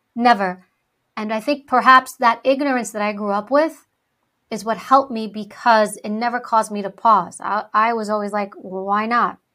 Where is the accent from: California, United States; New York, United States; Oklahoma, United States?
New York, United States; New York City; first language Greek; English is a second language; I was born and raised in New York City. I was a, actually born in Harlem.